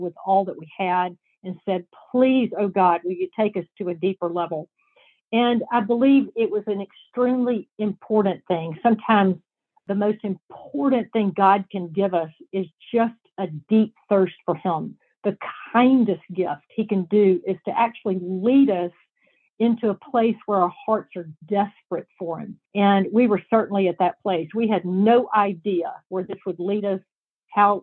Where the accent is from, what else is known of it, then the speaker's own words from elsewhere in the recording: the South, United States; I'm from the South